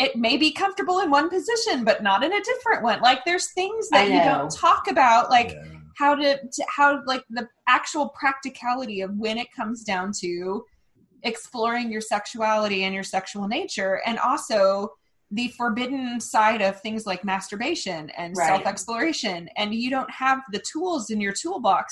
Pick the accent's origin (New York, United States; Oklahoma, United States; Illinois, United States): Oklahoma, United States; our background in growing up in Oklahoma and raised by very, very, very conservative Christian churches